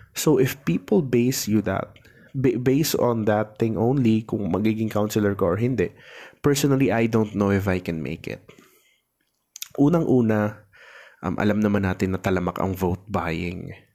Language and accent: Tagalog; Tabaco, Bicol Region, Philippines; yung minor seminary kasi namin dito dito sa amin sa Tabaco City